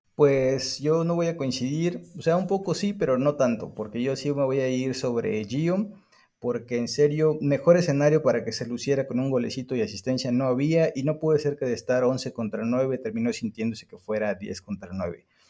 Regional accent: Mexico; aquí en, México

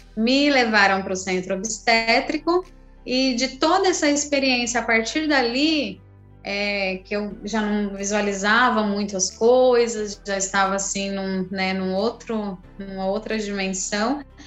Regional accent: São José, Brazil; now in Praia Grande, Brazil; eu vivi o meu parto lá em São José, é, eu cheguei na maternidade muito tranquila

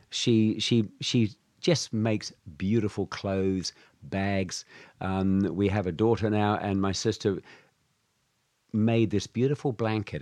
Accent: Alton Pancras, South West England, United Kingdom; born or raised there; also born or lived in Minehead, Somerset, England / New Zealand; now in Shanghai, China

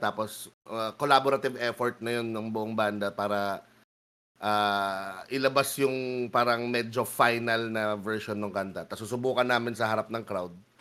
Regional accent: Baguio, Cordillera Administrative Region, Philippines; kaming dalawa ni Meg taga Baguio kami.

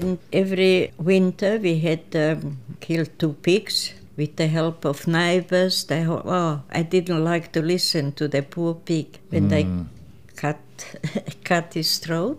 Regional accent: Oberwart, Burgenland, Austria; first language Croatian; English is a second language; moved away as an adult; also born or lived in Prelog, Croatia; now in Australia; I was born in Croatia, a village called Prelog, and I had a sister. She was older than I was. And then my mother died when I was 3 years old, and we came to live with grandparents in Oberwart, that's in Burgenland, a part of Austria

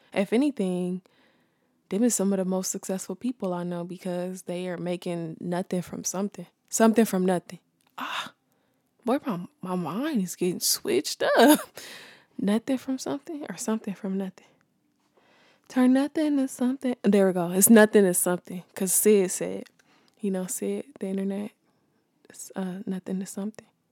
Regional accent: Los Angeles, California, United States; I'm from South Central California. Um, born and raised

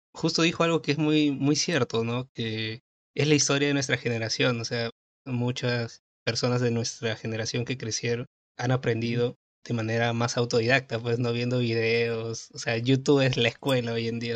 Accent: Peru; yo soy de Perú

